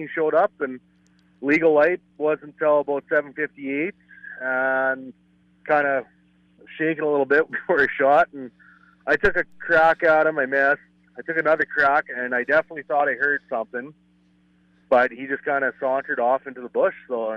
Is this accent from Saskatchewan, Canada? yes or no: yes; Yorkton, Saskatchewan, Canada; also born or lived in Alberta; I was born and raised in York and Saskatchewan. Been here whole life.